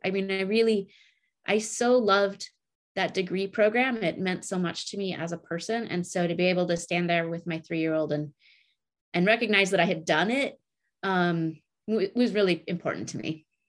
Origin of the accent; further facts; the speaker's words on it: Oregon Coast Range, United States; also born or lived in Montana; I grew up in the Oregon Coast Range here